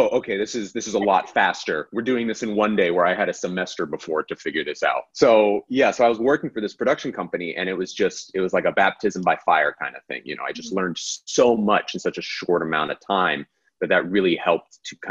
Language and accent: English; Central Florida, United States; in high school, growing up in Central Florida